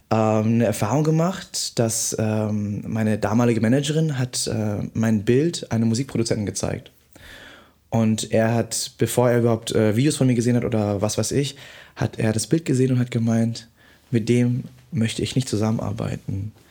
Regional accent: Vietnam; born there; in Betracht gezogen zu werden, für Deutschland anzutreten mhm. als gebürtiger Vietnamese.

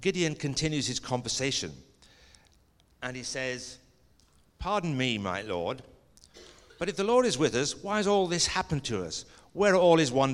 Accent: Stevenage, East of England, United Kingdom; also born or lived in Scotland; I went to a boys' grammar school in Stevenage in England, and I started there the year that England won the World Cup

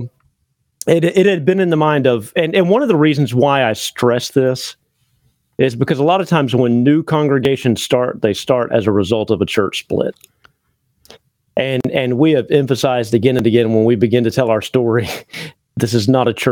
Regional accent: Pensacola, Florida, United States; moved away as an adult; also born or lived in Martin, Tennessee / Muskogee, Oklahoma; I'm originally from Pensacola, Florida, which is right across the bay from Milton.

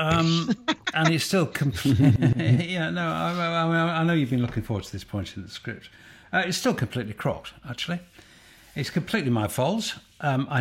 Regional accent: United Kingdom; I'm British.

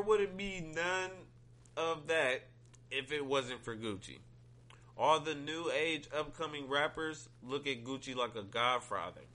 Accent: Ohio, United States; I'm from Ohio

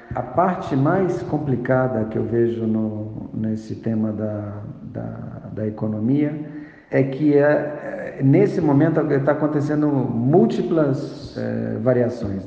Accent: Brazil; now in Mexico; eu, como brasileiro, estava acostumado no Brasil

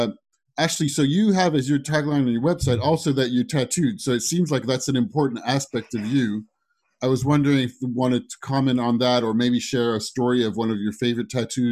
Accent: France; accent: American; also born or lived in United States; now in United Kingdom; So obviously I have more of an American twang. I was born in the States and then raised in France. And then when I moved to the UK

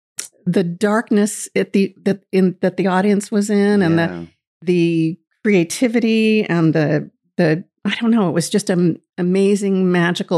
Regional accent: outside Boston, Massachusetts, United States; also born or lived in Waterford, Maine; now in Paris, Maine, United States; I grew up outside of Boston from a big family

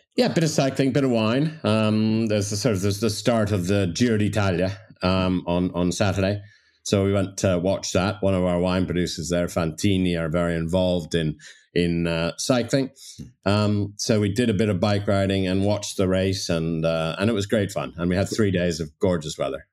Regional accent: Toronto, Ontario, Canada; moved away; also born or lived in London / Dublin; I grew up in Toronto

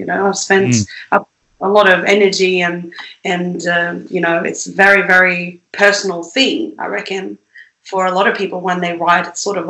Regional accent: Sweden; moved away as an adult; I lived in Sweden for the first 19, 20 years of my life

